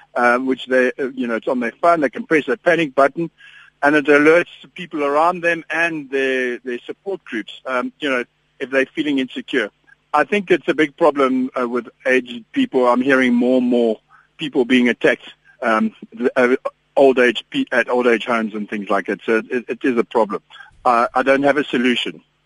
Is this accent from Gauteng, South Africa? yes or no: no; Ermelo, Mpumalanga, South Africa; now in Johannesburg, South Africa; ek kom van 'n klein dorpie af uh, van ek, ek ek is gebore in Ermelo